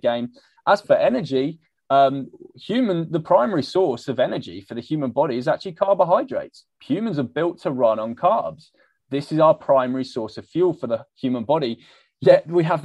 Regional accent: United Kingdom; I'm British

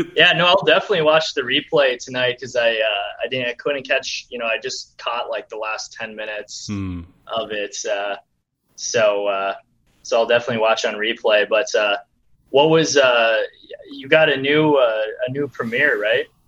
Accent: Minnesota, United States; I was born and uh, born and raised in Minnesota

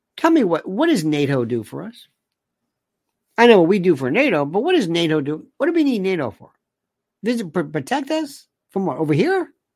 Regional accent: United States; I'm very proud to say that I am an American.

